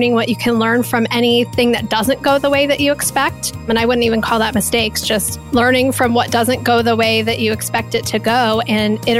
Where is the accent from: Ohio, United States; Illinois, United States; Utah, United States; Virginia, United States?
Ohio, United States; Columbus; here in my hometown of Columbus, Ohio